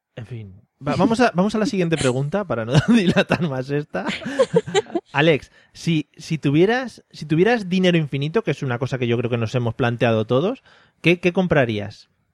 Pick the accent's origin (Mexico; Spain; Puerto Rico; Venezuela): Spain; a village in Toledo, Castilla-La Mancha; somos de Toledo, somos de Toledo, un pueblo de Toledo.